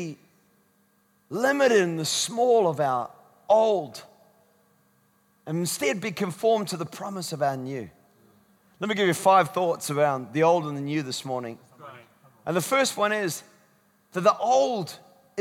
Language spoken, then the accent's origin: English; Scotland, United Kingdom; I'm Scottish.